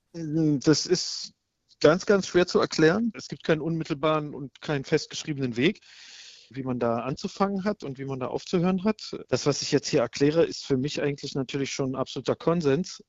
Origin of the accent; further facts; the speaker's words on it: Berlin, Germany; Ich bin in Berlin geboren und aufgewachsen